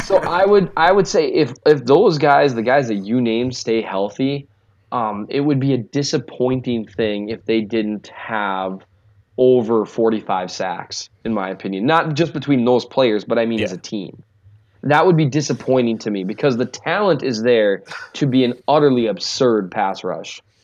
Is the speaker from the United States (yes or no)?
yes; Minnesota, United States; accent: Minnesota; my Minnesota accent